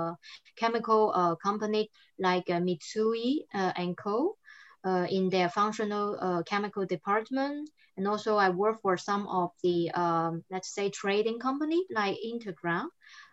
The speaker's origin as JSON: {"language": "English", "region": "southern China", "country": "China", "tie": "born or raised there", "also_born_or_lived": "France", "first_language": "Cantonese", "second_language": "English", "moved": "as an adult", "lives_now": "Europe", "said": "I'm Chinese, but I've been like 12 years here in Europe, and I speak English, French, and Chinese. I grew up in the southern part of China. My mother tongue was Cantonese"}